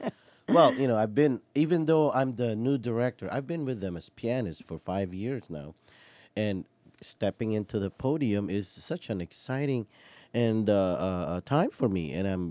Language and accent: English; Philippines; now in United States; being raised and born and raised in the Philippines and then coming to America